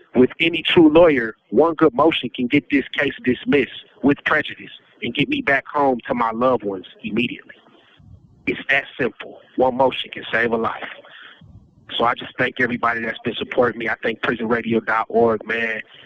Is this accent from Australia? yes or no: no; United States; an American taxpaying citizen